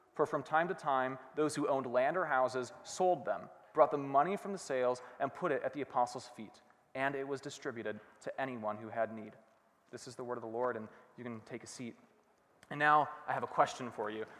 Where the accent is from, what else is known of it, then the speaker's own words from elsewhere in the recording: Rochester, Minnesota, United States; also born or lived in Hanover, Pennsylvania; We moved to Rochester, where I grew up, Rochester, Minnesota, um, and I spent basically the rest of my life there